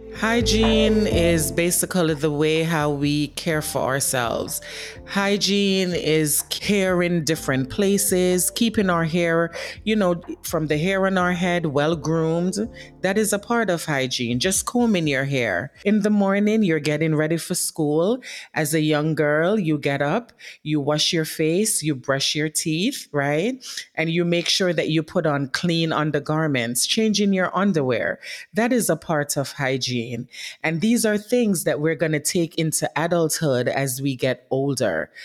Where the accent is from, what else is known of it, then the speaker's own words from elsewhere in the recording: Jamaica; now in New York City, United States; I grew up in Jamaica as a young girl